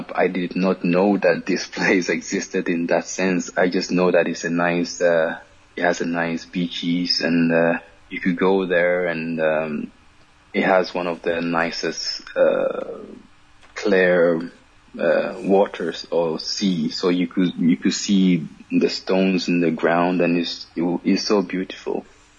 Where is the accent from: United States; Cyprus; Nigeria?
Cyprus; I think when I was young and growing up in Cyprus, I used to hear a lot of stories about it and so on.